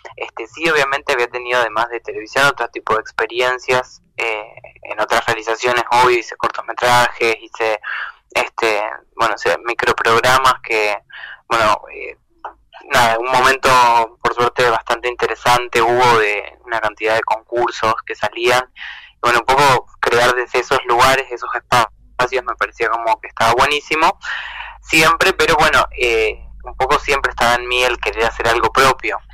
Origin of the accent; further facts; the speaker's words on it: Entre Ríos, Argentina; now in Buenos Aires, Argentina; me vengo a Entre Ríos, este, a Uruguay de donde soy